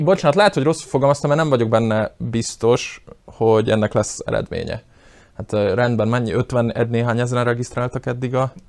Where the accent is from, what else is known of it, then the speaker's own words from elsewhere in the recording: Slovakia; felvidéki magyarok vagyunk, és nem szlovákiai